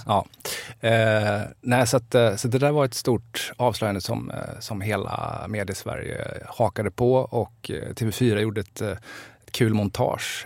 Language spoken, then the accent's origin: Swedish; Jönköping, Jönköping County, Sweden; also born or lived in Älvsjö, Stockholm; now in Stockholm, Sweden; jag som liten goss sprang i Roselundshallen och kollade HV.